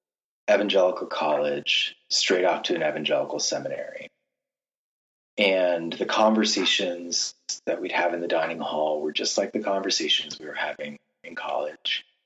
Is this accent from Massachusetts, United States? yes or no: yes; Massachusetts, United States; moved away; I'm from Massachusetts